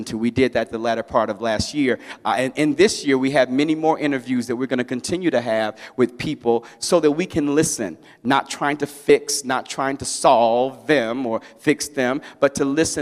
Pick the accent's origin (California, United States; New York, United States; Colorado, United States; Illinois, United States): Illinois, United States; Chicago; I grew up in a church that was a soul-winning church in Chicago